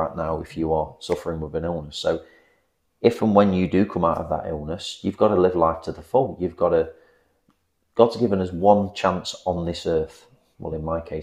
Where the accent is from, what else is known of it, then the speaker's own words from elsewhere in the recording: England, United Kingdom; being English